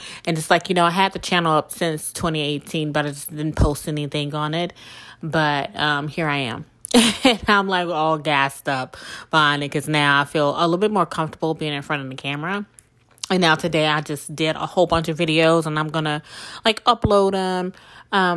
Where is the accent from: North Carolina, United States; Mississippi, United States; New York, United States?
Mississippi, United States; South; moved away as an adult; also born or lived in New Orleans, Louisiana; I was born and raised in South Mississippi.